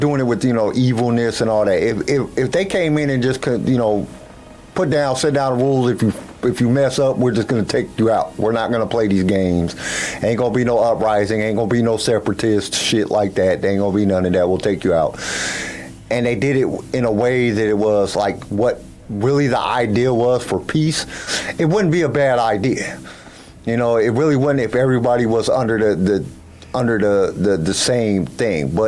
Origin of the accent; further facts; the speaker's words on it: United States; as an American